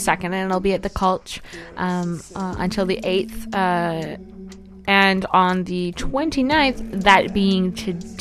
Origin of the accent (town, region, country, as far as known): Canada